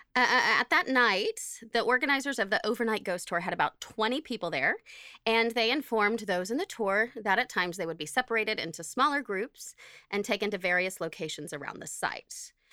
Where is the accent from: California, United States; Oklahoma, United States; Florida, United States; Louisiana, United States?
Oklahoma, United States; I'm from Oklahoma.